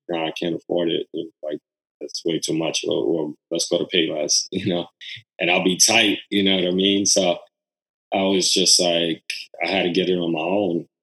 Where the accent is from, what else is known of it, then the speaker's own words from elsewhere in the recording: New York City, New York, United States; on Rivington on, on, the Lower East Side